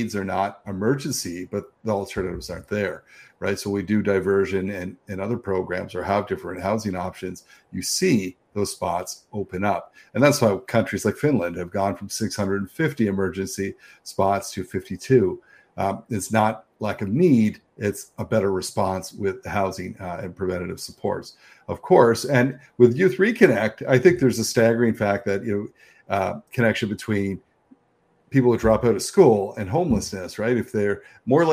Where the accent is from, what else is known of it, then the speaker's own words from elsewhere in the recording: Niagara, Ontario, Canada; now in Toronto, Canada; I'm from Niagara. You talk about not being from, but I went from Niagara to Toronto